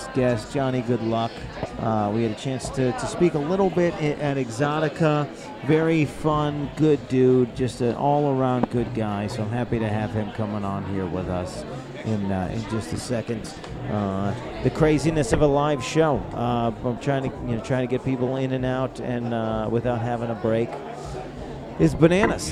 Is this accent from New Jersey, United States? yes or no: no; Syracuse, New York, United States; I'm from Syracuse, New York